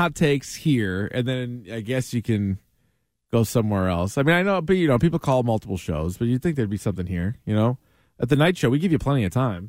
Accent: New Hampshire, United States; I'm from New Hampshire

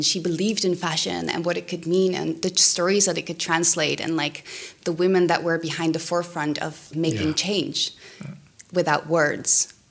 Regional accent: The Hague, South Holland, Netherlands; I grew up in The Hague.

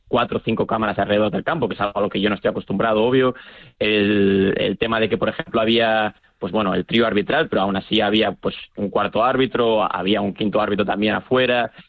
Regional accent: Spain; now in New Zealand; Yo salí bastante joven de España. Eh, pues bueno, yo jugaba al fútbol en España a nivel, no sé, pues preferente, tercera división.

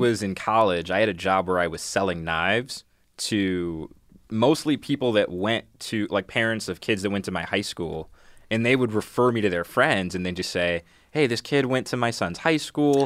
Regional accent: Detroit, Michigan, United States; I am from Detroit

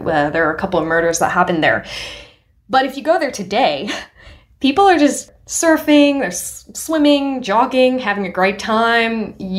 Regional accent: Hong Kong; born or raised there; also born or lived in India; now in Australia

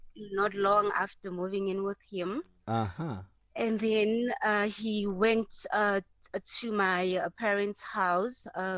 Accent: Pretoria, Gauteng, South Africa; now in Johannesburg, South Africa; I got a job this side. I was from Pretoria, and then I got a job this side in Joburg.

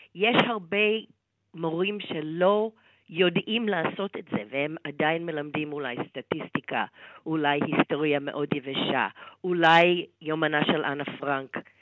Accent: United States; בתור אמריקאית

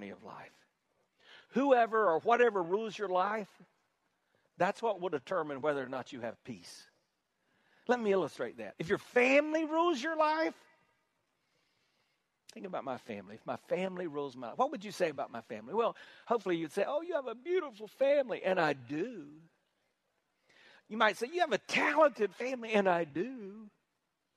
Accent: South Carolina, United States; I'm from South Carolina

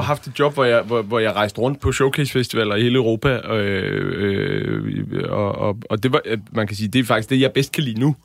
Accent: Bornholm, Capital Region of Denmark, Denmark; jeg er fra Bornholm, og øh, der var ikke nogen festivaler på, eller festival på Bornholm, da jeg voksede op

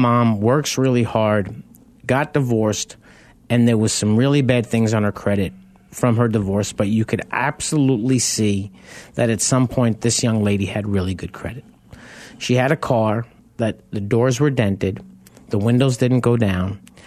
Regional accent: New York, United States; now in Arizona, United States; I grew up in New York

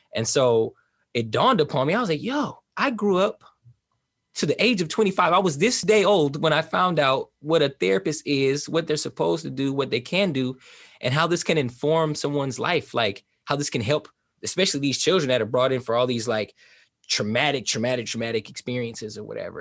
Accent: Oakland, California, United States; also born or lived in East Saint Louis, Illinois; originally from East Saint Louis, Illinois, that's where I was born, uh, but I was brought up in Southern California, and I feel like I was raised in, like, the Bay Area, Oakland, California

